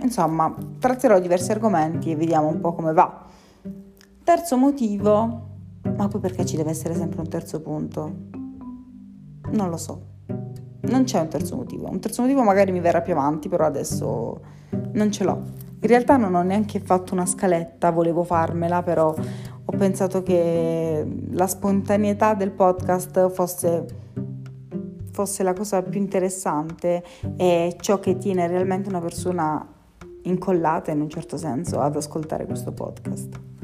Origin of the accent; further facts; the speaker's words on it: Taranto, Apulia, Italy; moved away as an adult; now in Bari, Italy; sono di Taranto, ma studio a Bari